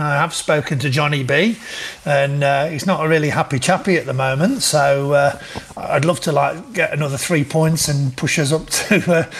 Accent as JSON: {"language": "English", "town": "Nottingham", "region": "East Midlands", "country": "United Kingdom", "tie": "born or raised there", "also_born_or_lived": "Wales", "said": "It's obviously been brought up in Nottingham, but obviously born in Wales. But that was a very, very fleeting moment, 3 or 4 days, and I was back in Nottingham. Growing up in Nottingham was, you know, tough for me"}